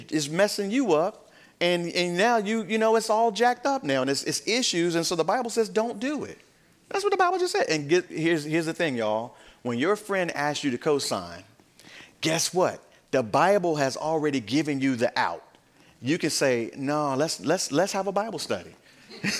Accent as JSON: {"language": "English", "country": "United States", "said": "us as American believers"}